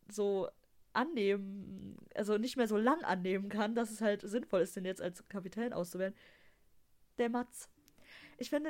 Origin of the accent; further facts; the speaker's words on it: Dortmund, North Rhine-Westphalia, Germany; so als Dortmunder muss, man, muss man das halt geil finden, ne?